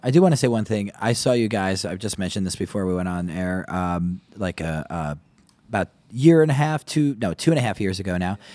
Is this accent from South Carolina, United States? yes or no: no; Maplewood, New Jersey, United States; I'm from, uh, Maplewood